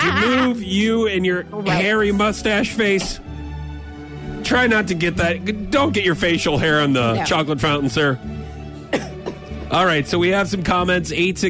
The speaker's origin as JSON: {"language": "English", "town": "St. Louis", "region": "Missouri", "country": "United States", "tie": "born or raised there", "said": "growing up in St. Louis"}